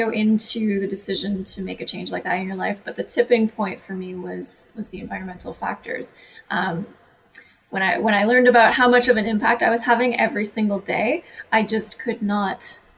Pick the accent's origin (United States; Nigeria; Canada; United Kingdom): Canada; I'm Canadian